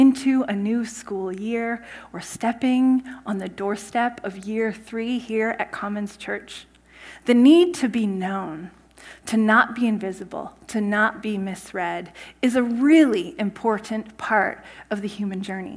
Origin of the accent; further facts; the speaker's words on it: Saskatchewan, Canada; moved away as an adult; also born or lived in California; I grew up in Saskatchewan in a small town